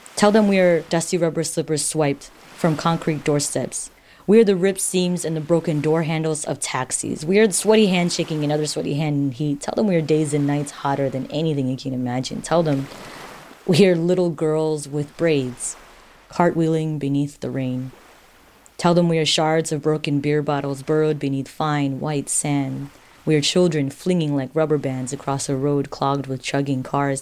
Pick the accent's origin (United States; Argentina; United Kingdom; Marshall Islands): Marshall Islands; I'm from the Marshall Islands